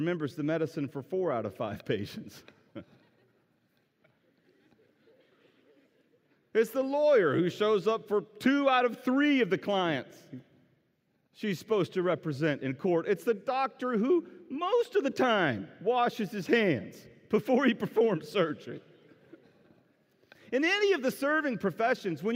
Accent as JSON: {"language": "English", "region": "North Carolina", "country": "United States", "said": "I'm from North Carolina."}